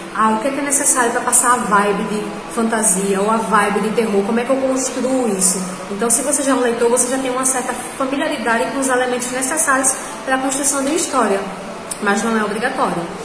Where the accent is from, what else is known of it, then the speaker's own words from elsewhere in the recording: Rio Largo, Alagoas, Brazil; Tenho 27 anos, sou de Rio Largo, sou alagoana e também sou escritora.